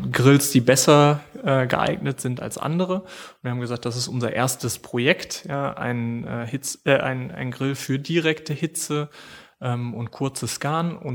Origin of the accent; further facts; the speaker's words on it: Germany; Also wir kommen aus Deutschland, wir kommen auch, äh, oder mein Vater und ich haben angefangen